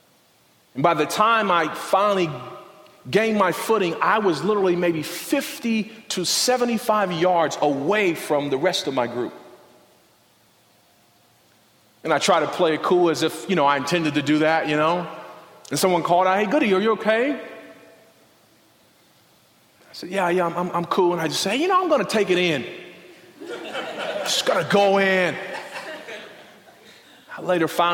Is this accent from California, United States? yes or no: yes; Compton, California, United States; I grew up in Compton, South Central